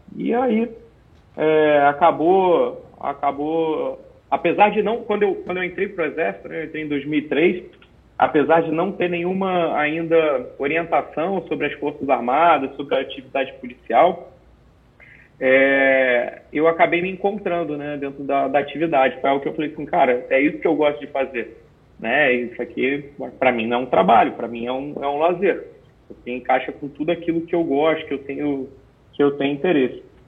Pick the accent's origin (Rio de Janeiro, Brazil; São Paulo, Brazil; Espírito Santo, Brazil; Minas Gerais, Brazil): Rio de Janeiro, Brazil; moved away as an adult; also born or lived in Brasília, Distrito Federal; now in Santa Catarina, Brazil; eu nasci em Brasília, no Distrito Federal. É, e depois eu, com seis anos de idade aproximadamente, eu fui para o Rio de Janeiro, é, onde eu fiquei até os 25 anos, quando eu vim para Santa Catarina